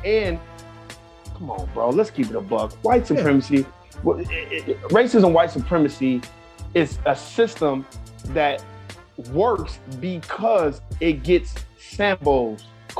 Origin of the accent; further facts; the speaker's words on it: Los Angeles, California, United States; Born and raised Los Angeles, California. That's the mecca of fake it till you make it.